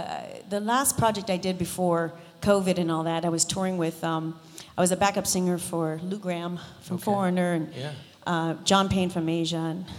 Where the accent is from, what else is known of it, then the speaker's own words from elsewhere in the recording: Toronto, Ontario, Canada; now in Las Vegas, United States; I'm originally from Toronto.